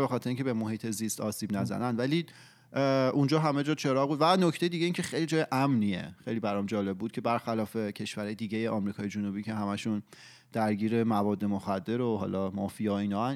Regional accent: Iran; moved away; ماهایی که توی ایران بزرگ شدیم

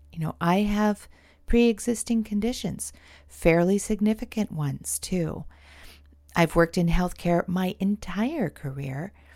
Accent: California, United States; now in Portland, United States; I am actually from California

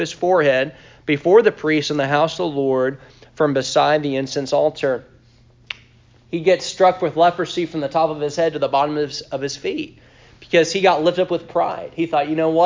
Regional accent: Tennessee, United States; we're from Tennessee, so it's like it's 8 o'clock right now for us

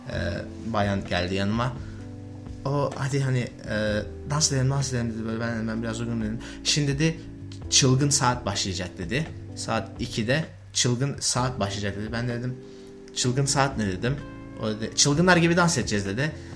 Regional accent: Turkey; moved away; Ben de Türk'üm

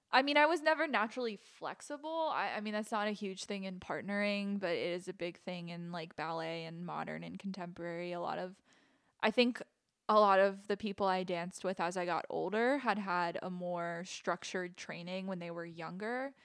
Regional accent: Manassas, Virginia, United States; also born or lived in Williamsburg, Virginia; I danced at several different studios when I was a kid. I'm from Manassas, Virginia, so around the area, a couple different studios

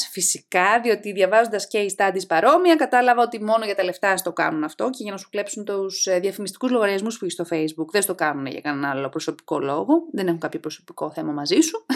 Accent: outskirts of Athens, Attica, Greece; also born or lived in Thessaloniki, Greece / Nottingham, United Kingdom / London, United Kingdom; είμαι από τα Πέριξ των Αθηνών

